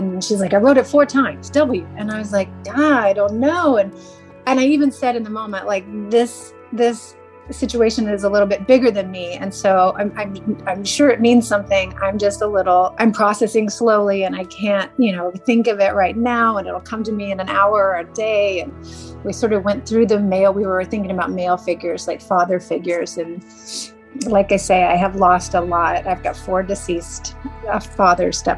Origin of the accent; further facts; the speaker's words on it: Asheville, North Carolina, United States; I'm from Asheville, North Carolina